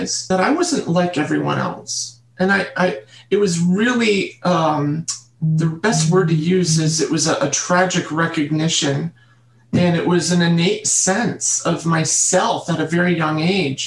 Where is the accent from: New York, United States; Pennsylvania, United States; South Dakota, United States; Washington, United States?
New York, United States; Catskill region; I was brought up in New York State in the Catskill region